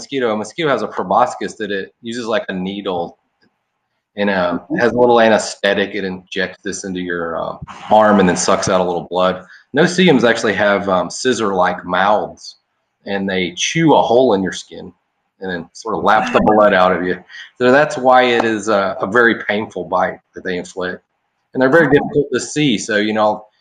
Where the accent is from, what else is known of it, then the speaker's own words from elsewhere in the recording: Atlanta, Georgia, United States; moved away as an adult; now in Southwest Florida, United States; I'm from Atlanta originally.